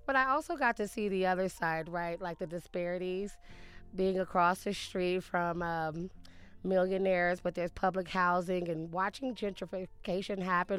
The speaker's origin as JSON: {"language": "English", "region": "Alabama", "country": "United States", "moved": "as an adult", "lives_now": "Denver, United States", "said": "I'm originally from Alabama, but I've been in Denver for a little over 10 years. Raised my kids here."}